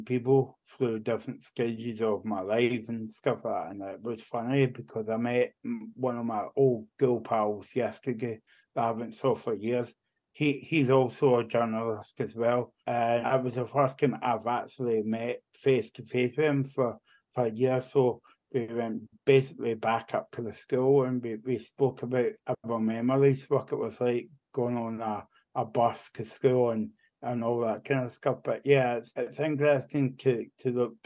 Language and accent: English; Barrhead, Scotland, United Kingdom; I'm actually from Barrhead, so that's like 20 minutes away from Glasgow. I've always been born and bred in Barrhead